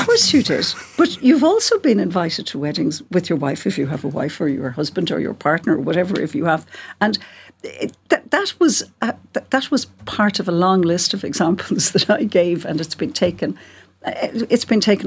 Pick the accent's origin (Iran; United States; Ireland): Ireland; Cork, Munster; I'm from Cork, as you can hear